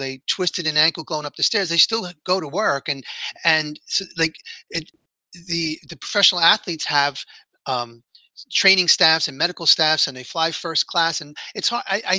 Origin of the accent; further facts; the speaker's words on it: New York City, New York, United States; I grew up in here in New York City